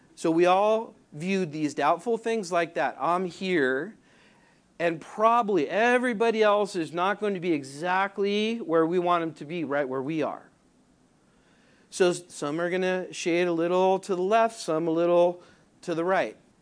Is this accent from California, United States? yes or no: yes; Southern California, United States; moved away; I'm from Southern California